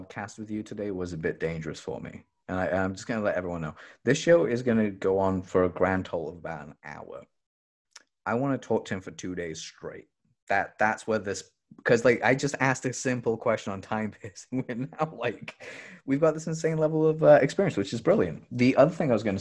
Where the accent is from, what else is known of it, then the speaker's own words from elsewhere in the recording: England, United Kingdom; I grew up in England